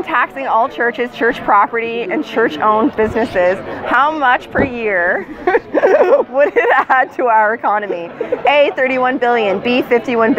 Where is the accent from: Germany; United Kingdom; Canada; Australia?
Canada; Nova Scotia; No, I live in Nova Scotia. I'm from Nova Scotia.